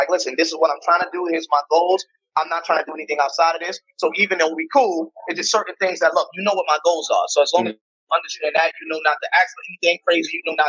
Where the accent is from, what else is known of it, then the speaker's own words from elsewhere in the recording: New York, United States; I'm from New York